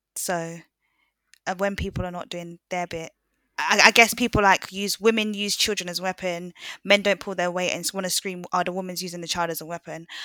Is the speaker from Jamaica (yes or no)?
yes; Jamaica; I'm Jamaican as well